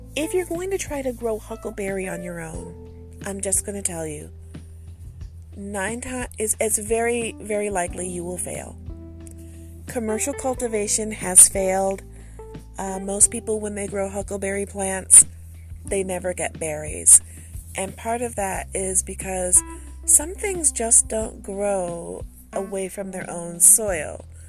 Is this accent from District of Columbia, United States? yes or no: no; Michigan, United States; I'm from Michigan